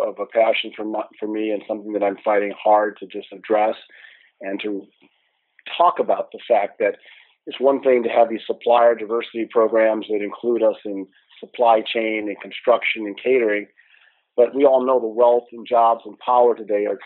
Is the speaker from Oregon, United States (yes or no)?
no; Chicago, Illinois, United States; growing up in Hyde Park